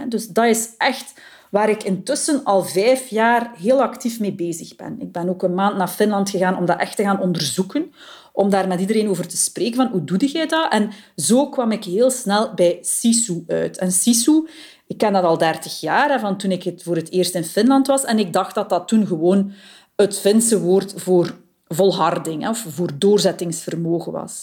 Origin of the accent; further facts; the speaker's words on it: Flanders, Belgium; bij ons in Vlaanderen